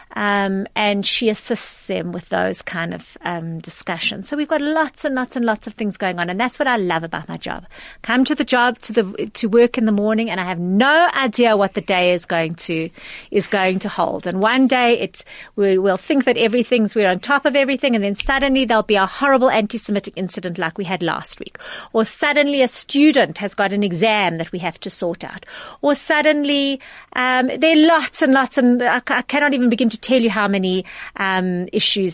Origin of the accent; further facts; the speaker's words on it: South Africa; as South African Jews